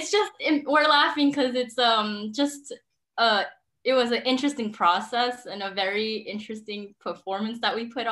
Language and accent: English; New York, United States; moved away as an adult; now in Taiwan; I was born and raised in New York